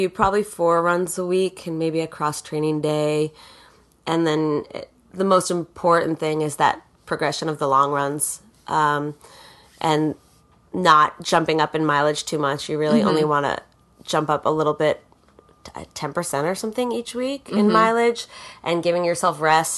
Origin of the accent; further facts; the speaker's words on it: Boston, Massachusetts, United States; that's my hometown